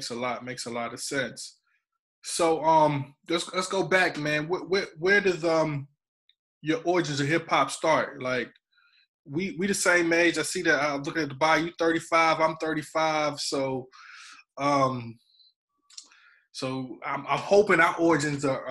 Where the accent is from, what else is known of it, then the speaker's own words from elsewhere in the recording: North Carolina, United States; I'm from North Carolina